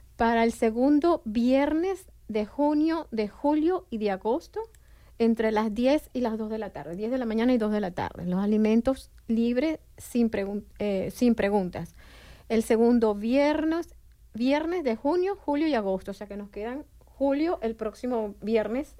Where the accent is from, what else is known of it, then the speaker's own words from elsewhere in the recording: Venezuela; moved away as an adult; now in Bloomington, United States; yo también soy de Venezuela